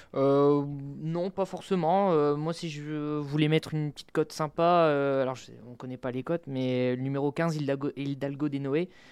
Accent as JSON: {"language": "French", "area": "Nord", "region": "Hauts-de-France", "country": "France", "said": "je suis du Nord"}